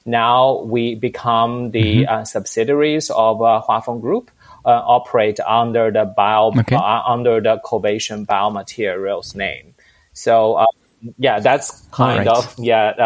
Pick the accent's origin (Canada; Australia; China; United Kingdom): China; moved away as an adult; now in Europe; I'm originally from China and moved to Europe in 2003